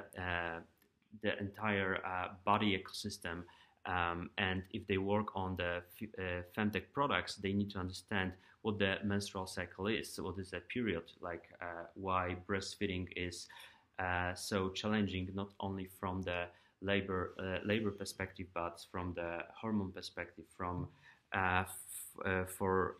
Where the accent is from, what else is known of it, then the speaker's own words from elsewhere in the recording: Poland; moved away as an adult; now in United States; I'm from Europe and Poland